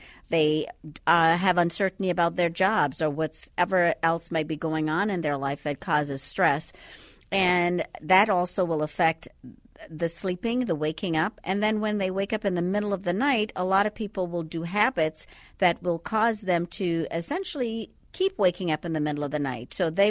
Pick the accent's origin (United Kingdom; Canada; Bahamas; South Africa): Bahamas; Andros; Well, I'm from the Bahamas. You can't quite tell by the accent right now, but originally from the Bahamas. So Andros is actually the largest island in the Bahamas, and I happen to be from that island.